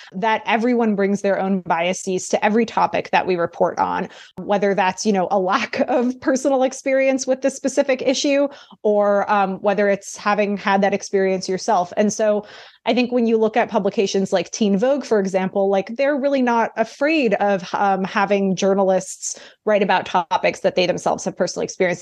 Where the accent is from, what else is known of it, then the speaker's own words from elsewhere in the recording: New York City, New York, United States; I grew up in New York City